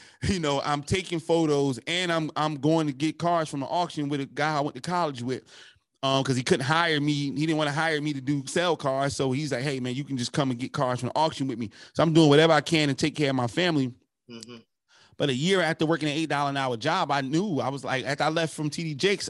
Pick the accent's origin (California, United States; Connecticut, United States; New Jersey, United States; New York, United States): New Jersey, United States; also born or lived in South Carolina; I left South Carolina. I came from Jersey, went to college, became a felon. You know, I was always hustling as a kid, got finally caught up to me, became a felon, moved to Maryland.